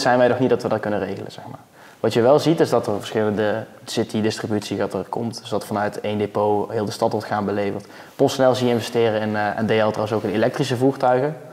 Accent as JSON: {"language": "Dutch", "country": "Netherlands", "said": "als Nederlander"}